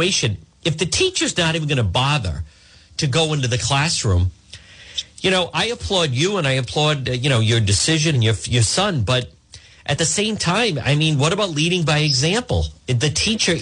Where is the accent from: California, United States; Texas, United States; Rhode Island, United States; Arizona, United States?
Rhode Island, United States; Cranston; Cranston, which happens to be my hometown